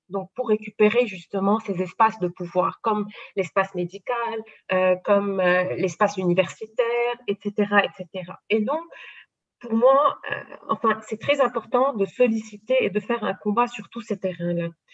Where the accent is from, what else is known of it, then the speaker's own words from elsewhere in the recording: Lebanon; mais je suis libanaise, euh, j'ai euh, fait mes études au Liban. ma culture est une culture libanaise